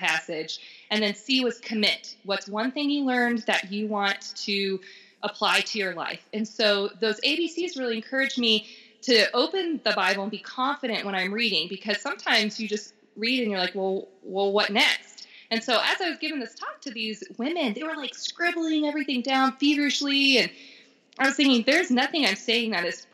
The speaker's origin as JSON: {"language": "English", "region": "Florida", "country": "United States", "moved": "as an adult", "lives_now": "Denver, United States", "said": "I'm from Florida"}